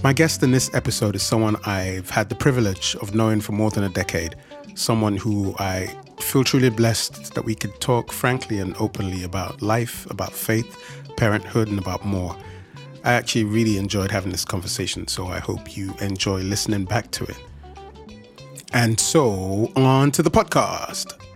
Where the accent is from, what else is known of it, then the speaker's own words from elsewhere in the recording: Nigeria; moved away; I was born in Nigeria in the late 80s and I lived in Nigeria for a number of years